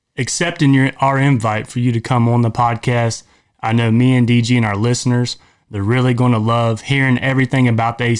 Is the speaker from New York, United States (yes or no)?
no; Ohio, United States; we're from Ohio